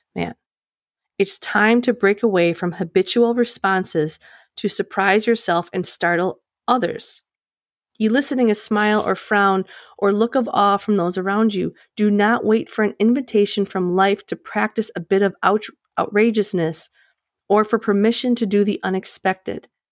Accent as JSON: {"language": "English", "region": "Midwest", "country": "United States", "said": "I'm from the Midwest, so we like to start families right out of high school"}